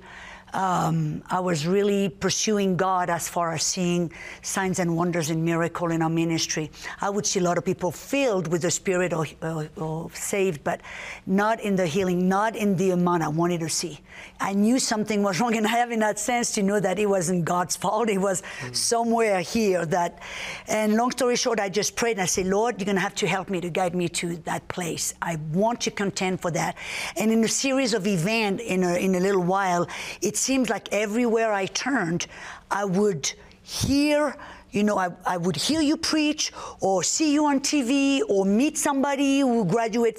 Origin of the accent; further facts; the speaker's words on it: southern France, France; moved away; The south of France, born and raised in the south of France